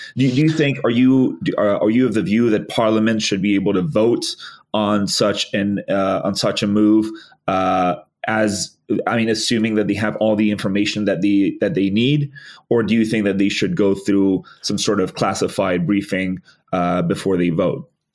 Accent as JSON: {"language": "English", "country": "Spain", "moved": "yes", "said": "my home country actually the the uh, the uh, 2004 terror attacks on the Atocha train stations in Spain"}